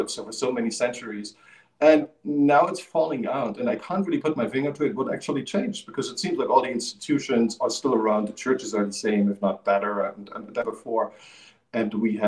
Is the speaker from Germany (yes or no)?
yes; East Germany, Germany; I grew up in the Eastern Germany